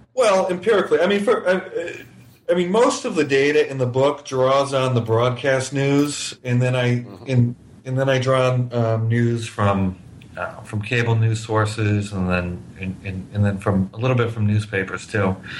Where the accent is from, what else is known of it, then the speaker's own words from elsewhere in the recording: New Hampshire, United States; now in Miami, United States; I grew up in New Hampshire